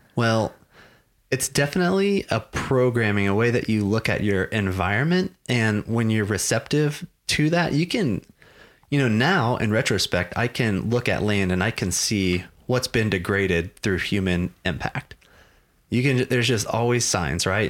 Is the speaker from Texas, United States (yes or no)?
yes; Texas, United States; I grew up in Texas. I grew up in this part of Texas. I've been here my whole life